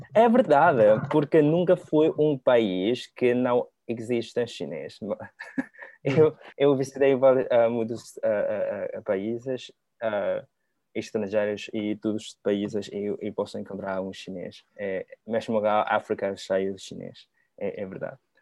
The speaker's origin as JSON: {"language": "Portuguese", "country": "Macau", "also_born_or_lived": "Portugal", "second_language": "Portuguese", "moved": "as an adult", "lives_now": "Lisbon, Portugal", "said": "eu sou do Sul, eu sou de Macau, e, e nossa região é Guangdong, falamos cantonês"}